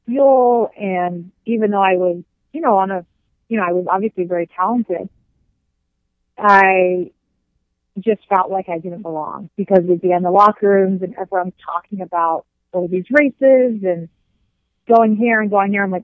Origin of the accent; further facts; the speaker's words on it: New Zealand; moved away as an adult; now in United States; growing up in New Zealand